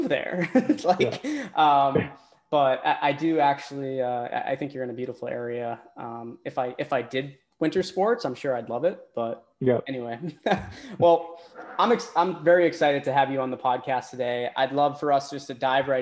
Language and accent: English; Northeast, United States; moved away as an adult; now in Florida, United States; I'm from the Northeast, so a lot of family members have been complaining about the snow, and I just moved to Florida